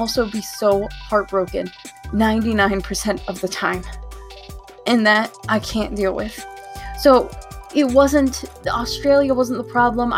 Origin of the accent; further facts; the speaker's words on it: United States; I'm an American